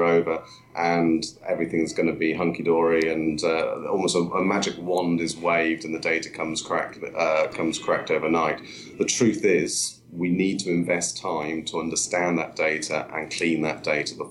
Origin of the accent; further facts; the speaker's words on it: Wales, United Kingdom; now in Stratford-upon-Avon, United Kingdom; I was born in Wales